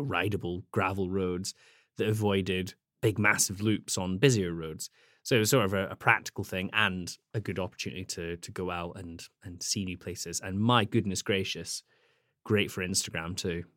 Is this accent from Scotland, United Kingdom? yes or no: yes; Scottish Highlands, Scotland, United Kingdom; moved away; I grew up in Scotland, uh, in the Highlands.